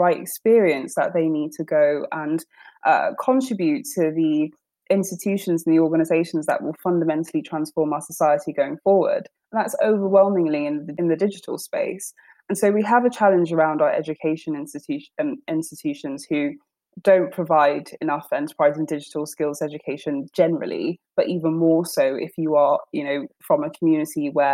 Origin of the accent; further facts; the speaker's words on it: London, United Kingdom; I grew up in North London, in Tottenham